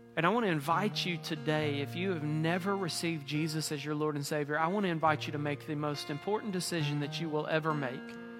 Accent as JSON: {"language": "English", "region": "Mississippi", "country": "United States", "moved": "yes", "said": "I'm from Mississippi."}